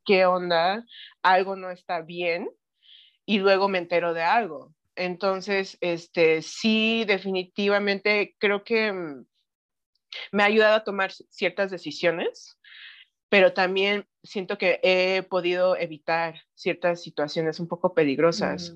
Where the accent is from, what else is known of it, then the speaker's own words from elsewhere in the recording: Knoxville, Tennessee, United States; moved away as an adult; also born or lived in Mexico City, Mexico; now in Paracho, Mexico; yo nací en la Ciudad de México, mi familia es de aquí, de la Ciudad de México, pero crecí en Estados Unidos, en una ciudad que se llama Knoxville, Tennessee. Eh, estuve ahí hasta como los 18 años